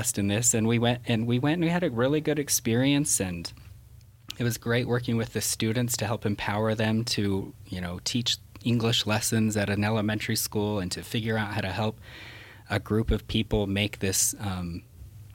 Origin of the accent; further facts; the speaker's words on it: Salt Lake City, Utah, United States; we're from Salt Lake